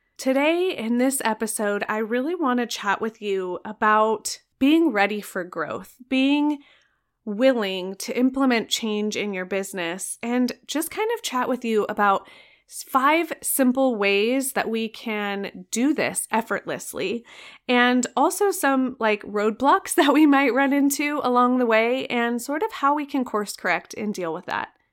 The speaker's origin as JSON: {"language": "English", "region": "Arizona", "country": "United States", "said": "I am from Arizona"}